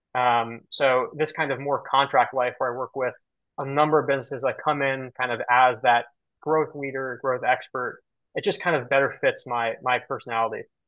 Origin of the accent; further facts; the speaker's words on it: New York City, New York, United States; I've been on the island of Manhattan my entire life